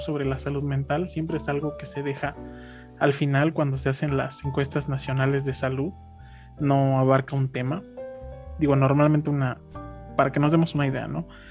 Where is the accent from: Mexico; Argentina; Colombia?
Mexico; los malos hábitos que tenemos como mexicanos